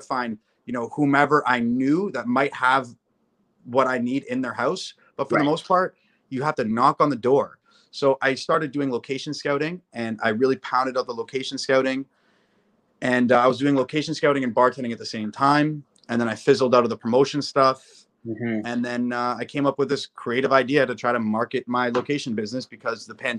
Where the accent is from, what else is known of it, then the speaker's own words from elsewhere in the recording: Toronto, Ontario, Canada; I grew up here in Toronto, Canada, Ontario.